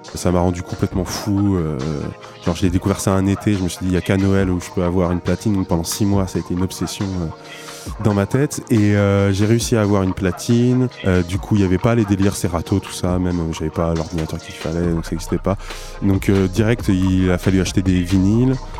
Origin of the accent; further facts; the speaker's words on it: Niort, Nouvelle-Aquitaine, France; now in Poitiers, France; Je suis né à Niort il, euh, il y a 27 euh, ben, ans maintenant.